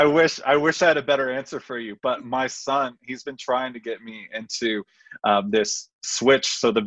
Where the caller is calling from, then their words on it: Colorado Springs, Colorado, United States; I'm here in beautiful Colorado Springs, Colorado.